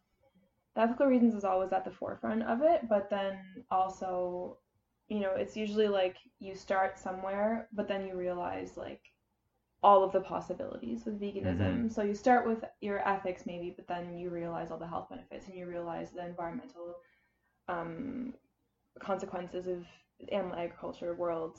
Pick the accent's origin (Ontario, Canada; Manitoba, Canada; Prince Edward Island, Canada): Prince Edward Island, Canada; Charlottetown; I was born in Charlottetown, Prince Edward Island, born and raised.